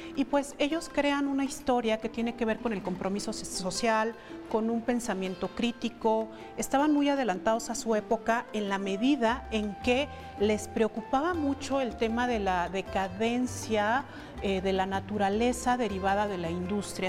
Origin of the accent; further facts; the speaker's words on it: Mexico; nuestro país